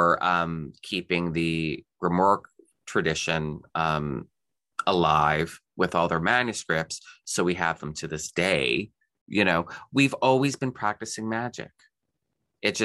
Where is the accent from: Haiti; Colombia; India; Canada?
Canada; as a Canadian